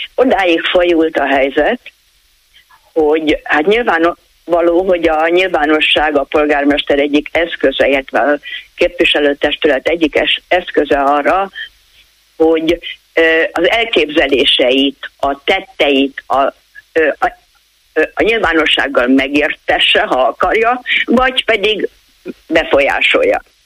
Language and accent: Hungarian; Budapest, Hungary; moved away; also born or lived in Komárom-Esztergom County (smallest county); én egyébként Budapesten születtem, és onnan költöztem ide.